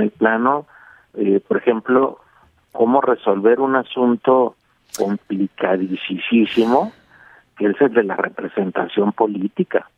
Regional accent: Mexico; somos los mexicanos

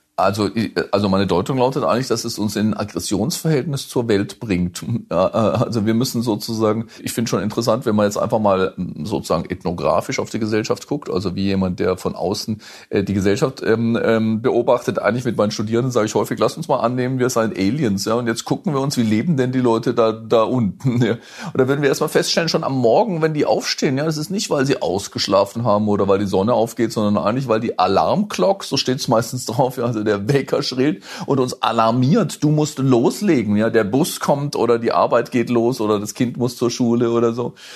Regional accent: Hochschwarzwald, Baden-Württemberg, Germany; moved away; also born or lived in London; in meinem Heimatdorf, in, im, im, im Hochschwarzwald

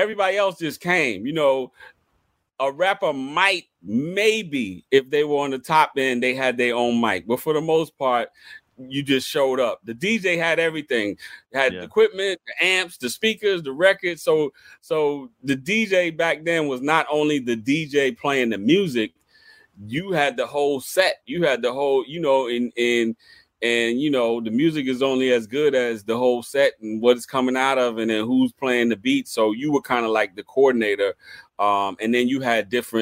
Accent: Mount Vernon, New York, United States; We had just moved to Mount Vernon

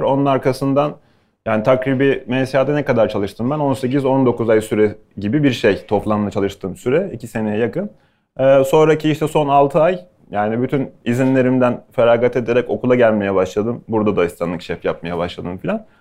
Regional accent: Bursa, Turkey; also born or lived in Ankara / Istanbul; now in Bodrum, Turkey

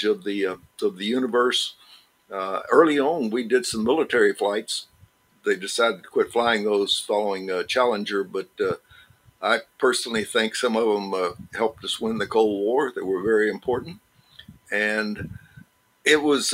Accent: Porter, Texas, United States; moved away; also born or lived in Beaumont, Texas; I'm pretty proud to have a school named after me back in my hometown.

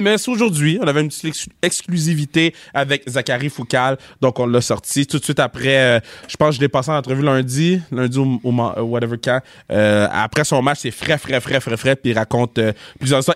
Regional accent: Laval, Quebec, Canada; on vient de Laval

